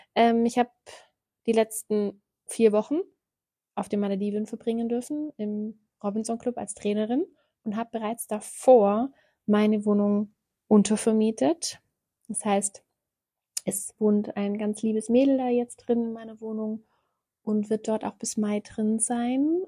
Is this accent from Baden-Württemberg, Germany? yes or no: yes; Ulm, Baden-Württemberg, Germany; also born or lived in South Africa; komme ich aus Ulm. Ich habe hier auch gelebt